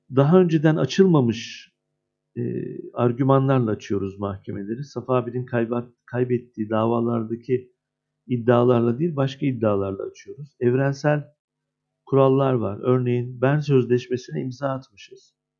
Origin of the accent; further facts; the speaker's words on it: Adana, Turkey; 52 yaşındayım, Adana doğumluyum.